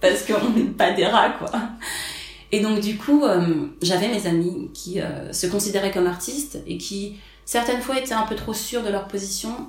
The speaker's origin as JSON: {"language": "French", "town": "Paris", "region": "Île-de-France", "country": "France", "tie": "born or raised there", "said": "je suis née à Paris, j'ai grandi à Paris, je suis française"}